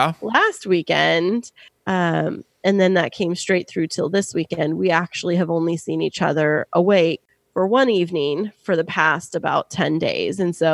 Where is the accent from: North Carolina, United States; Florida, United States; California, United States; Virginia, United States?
California, United States; Kingsburg; now in San Diego, United States; I am in my hometown up visiting my family. So … is in K-Town, or AKA Kingsburg, which is the name of my hometown.